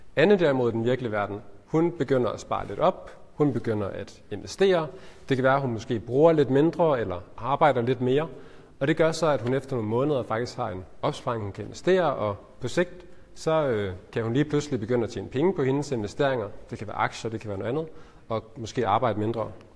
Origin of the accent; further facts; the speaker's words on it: Ullerslev, Southern Denmark, Denmark; also born or lived in Nyborg / Spain; Så sådan en helt øh, almindelig opvækst i en almindelig familie på, i, på Fyn, øh, i en, en lille by, der hedder Ullerslev